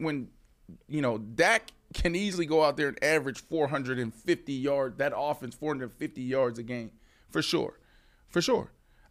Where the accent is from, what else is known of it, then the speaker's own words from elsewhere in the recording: Pittsburgh, Pennsylvania, United States; Jets was my favorite team, but I'm from Pittsburgh, right?